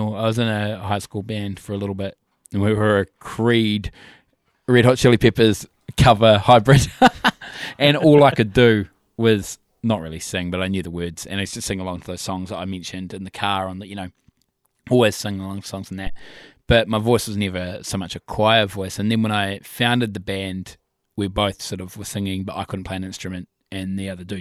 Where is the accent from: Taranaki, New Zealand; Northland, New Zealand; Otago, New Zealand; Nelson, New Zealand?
Nelson, New Zealand; moved away as an adult; now in Christchurch, New Zealand; I'm actually from Nelson originally. Then I moved down to here in 08. But me and a fella called AJ were mates from high school